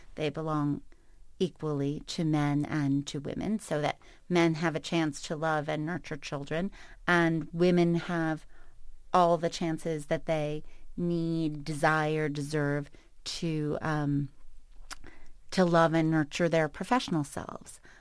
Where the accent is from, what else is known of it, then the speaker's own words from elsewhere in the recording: New York City, New York, United States; moved away; I grew up in New York City, and still, no matter where I live, where I go, define myself as such